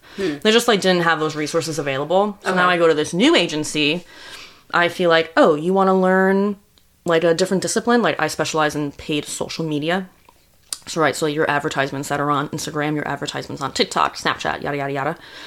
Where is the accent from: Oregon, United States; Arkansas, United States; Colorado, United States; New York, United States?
New York, United States; Long Island; now in New York City, United States; we grew up on Long Island. I went to school upstate, moved to the city.